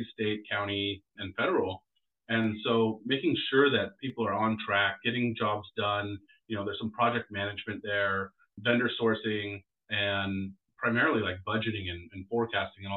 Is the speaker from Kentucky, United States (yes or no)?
no; Walnut Creek, California, United States; also born or lived in Fresno, California / Concord, California / Portland, Oregon; we moved to the Bay Area, Walnut Creek and Concord, when I was very young, about 3 years old